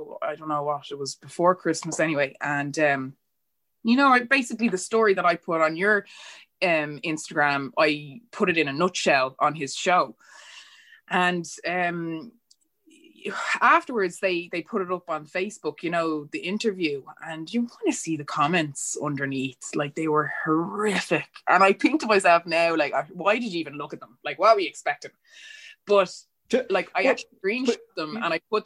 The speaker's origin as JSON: {"language": "English", "country": "Ireland", "tie": "born or raised there", "said": "I was born and raised here in Ireland, and this is the only culture that I know"}